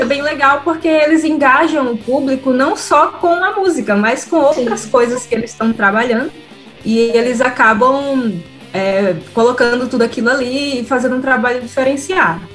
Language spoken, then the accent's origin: Portuguese; Northeast Region, Brazil; accent: nordestino; also born or lived in Rio de Janeiro; eu sou uma mulher nordestina falando de rock. Então, assim, sempre tem crítica com relação ao meu sotaque